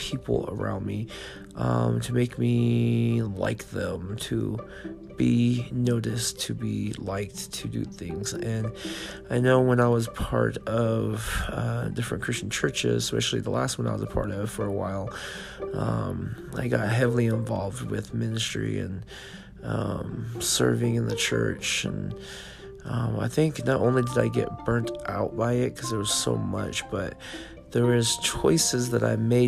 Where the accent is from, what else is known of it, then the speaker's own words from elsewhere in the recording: California, United States; moved away as an adult; also born or lived in Nevada; I left my home state of California and I went to the state of Nevada